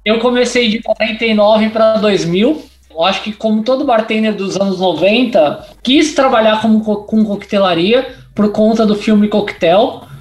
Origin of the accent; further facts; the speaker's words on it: São Paulo, Brazil; eu sou da ZL, nasci ali na Vila Formosa, aí rodei Vila Industrial, Parque São Lucas, é, São Mateus